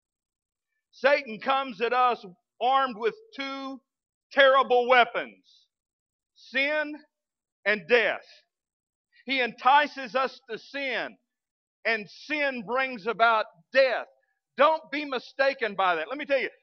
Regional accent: West Texas, United States; now in Fort Smith, United States; As a kid growing up in West Texas, I was raised in a premillennial preaching church

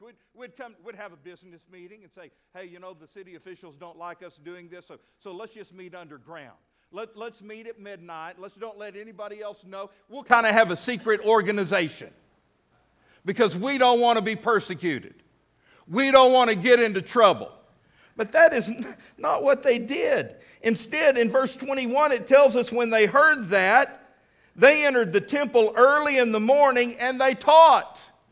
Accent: United States; I'm American through and through

